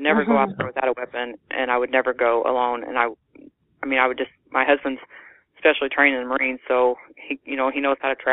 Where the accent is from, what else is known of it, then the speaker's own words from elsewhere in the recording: Illinois, United States; now in Naylor, Missouri, United States; I was born in Illinois